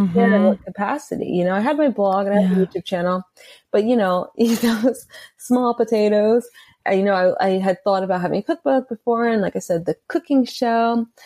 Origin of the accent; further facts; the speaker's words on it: Atlanta, Georgia, United States; I grew up in Atlanta